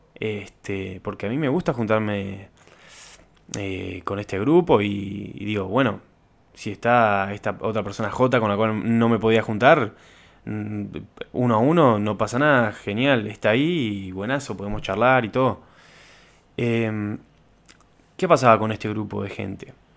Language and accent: Spanish; Uruguay; Como uruguayo